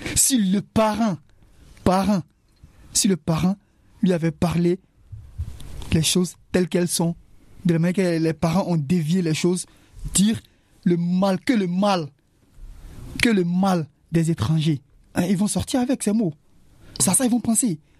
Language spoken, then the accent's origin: French; Côte d’Ivoire; moved away; Chez moi, en Côte d'Ivoire